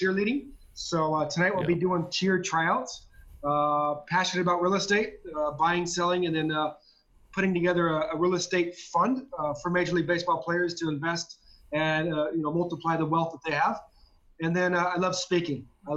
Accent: Southern California, United States; I grew up in Southern California, and I was a diehard Dodger fan

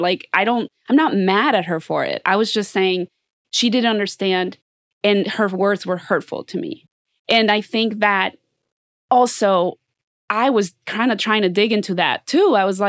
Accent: United States; You know, so no, but I'm saying, like, I grew up being the only Mexican girl most of t

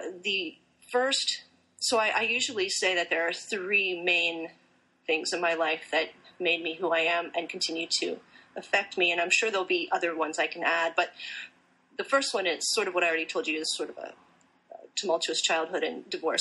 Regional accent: Pennsylvania, United States; also born or lived in Puerto Rico; I was raised in Pennsylvania

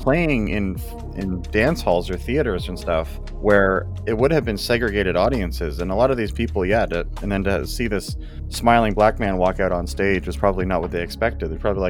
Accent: Elmont, New York, United States; I grew up in Elmont doesn't mean I'm from there.

